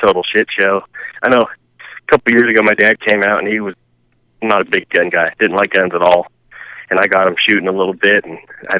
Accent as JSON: {"language": "English", "town": "Oakland", "region": "California", "country": "United States", "tie": "born or raised there", "said": "Bay Area, just up to Oakland."}